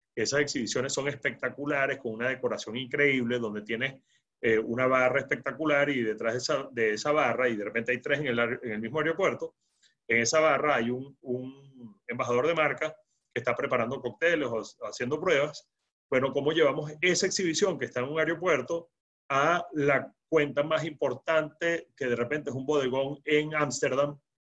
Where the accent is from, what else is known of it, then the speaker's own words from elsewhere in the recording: Venezuela; los venezolanos nos quedamos